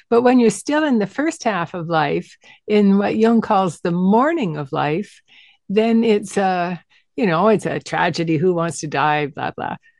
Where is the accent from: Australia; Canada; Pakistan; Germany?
Canada; Western Canada; I'm a Canadian from Western Canada